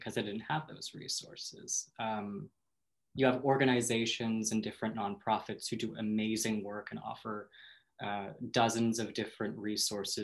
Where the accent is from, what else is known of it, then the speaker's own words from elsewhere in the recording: Minneapolis, Minnesota, United States; also born or lived in Sioux Falls, South Dakota; now in Maine, United States; I grew up in the Midwest, so what it was not the most accepting place in the world. Minnesota and South Dakota